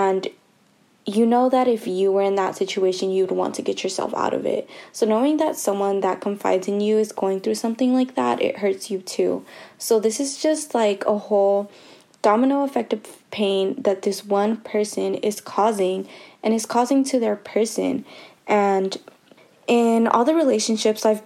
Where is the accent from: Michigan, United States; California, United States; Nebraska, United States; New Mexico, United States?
California, United States; Richmond; I'm from Richmond, California.